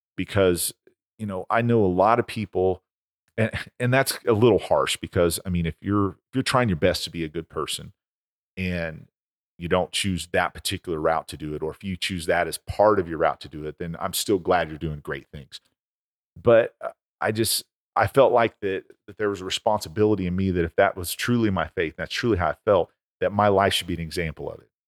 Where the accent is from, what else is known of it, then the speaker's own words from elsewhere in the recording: Oklahoma, United States; When I was a kid growing up in Oklahoma